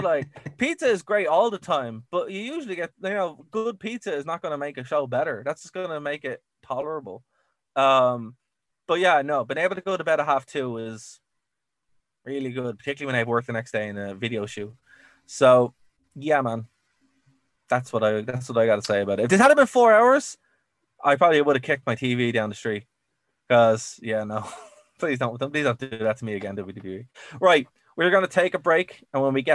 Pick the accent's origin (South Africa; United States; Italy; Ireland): Ireland; I'm Irish.